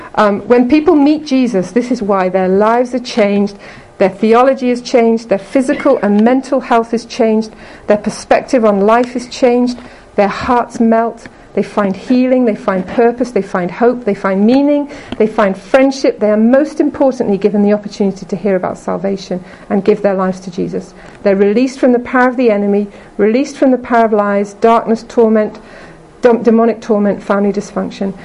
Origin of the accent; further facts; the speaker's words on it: Liverpool, North West England, United Kingdom; moved away as an adult; also born or lived in Hong Kong; now in Canada; I'm from England originally. I'm uh, from Liverpool.